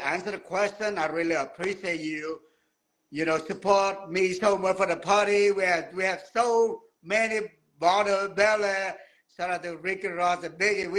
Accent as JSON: {"language": "English", "country": "Vietnam", "tie": "born or raised there", "second_language": "English", "moved": "yes", "lives_now": "Houston, United States", "said": "When I was little, I came up from Vietnam, small village."}